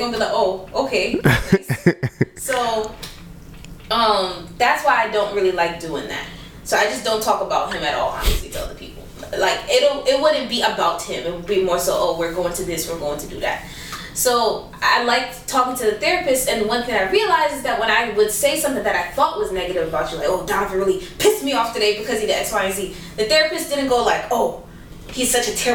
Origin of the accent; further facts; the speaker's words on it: Jamaica; I'm Jamaican